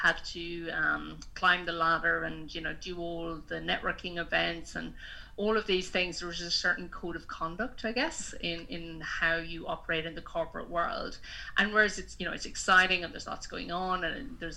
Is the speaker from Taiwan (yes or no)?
no; Kilkenny, Leinster, Ireland; moved away as an adult; also born or lived in regional New South Wales, Australia; now in Australia; I am originally from Kilkenny in Ireland, Southeast Ireland, and I've been living in Australia for the last 10 years.